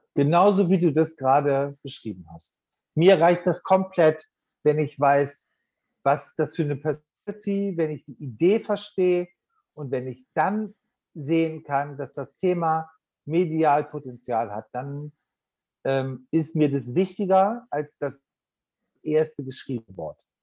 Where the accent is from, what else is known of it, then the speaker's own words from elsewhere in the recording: Bremen, Germany; Bremen ist meine Geburtsstadt.